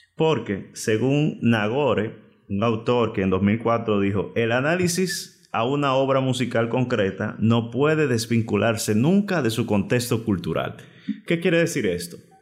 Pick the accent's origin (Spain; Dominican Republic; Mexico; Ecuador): Dominican Republic; República Dominicana, yo digo que es bendecida porque en el punto geográfico que estamos, aparte de ser envidiado, nos llega de toda clase de música de todo el mundo. Por lo tanto, tuve la dicha de crecer en ese universo enorme de, canciones.